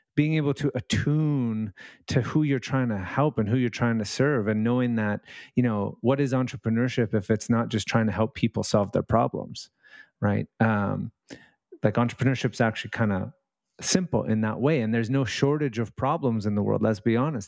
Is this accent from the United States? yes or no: no; Vancouver, British Columbia, Canada; Out in Canada. I'm in, uh, in Lower Mainland, Vancouver, um, uh, West Coast